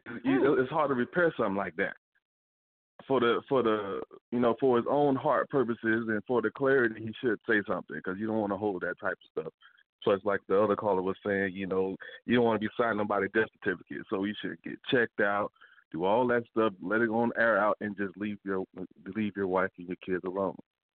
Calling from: West Palm Beach, Florida, United States; Hi, this is … from West Palm.

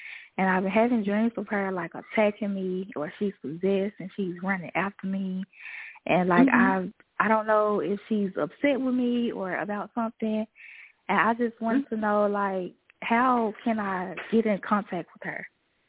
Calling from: Jackson, Tennessee, United States; It's Jackson, Tennessee.

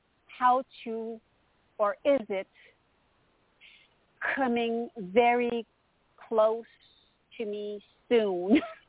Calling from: Montreal, Quebec, Canada; Hello, Toni. This is … from Montreal, Canada.

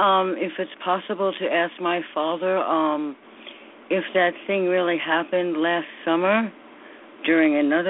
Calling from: New York, United States; from New York.

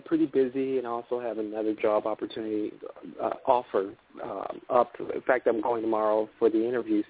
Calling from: Miami, Florida, United States; I'm calling from Miami, yeah.

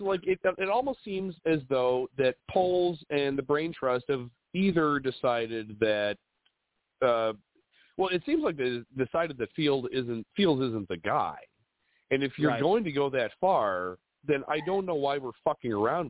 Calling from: Villa Park, Illinois, United States; I'm calling from Villa Park.

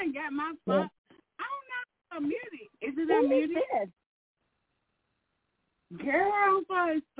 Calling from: Arkansas, United States; from Arkansas.

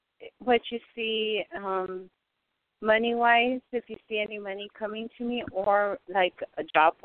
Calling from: Arizona, United States; I'm calling from Arizona.

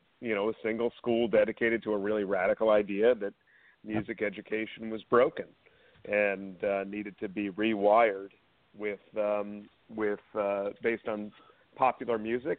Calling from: Canton, Massachusetts, United States; I'm calling from our global headquarters in Canton, Massachusetts.

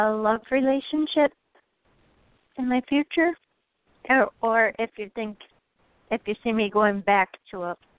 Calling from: Wisconsin, United States; I'm calling from Wisconsin.

